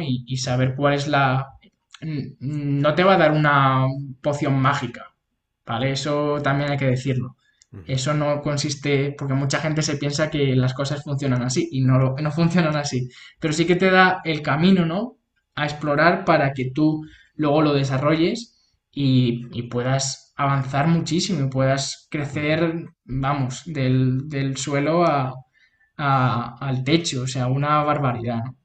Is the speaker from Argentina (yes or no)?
no; Toledo, Castilla-La Mancha, Spain; moved away as an adult; also born or lived in Madrid; yo soy de Toledo, que está una hora en coche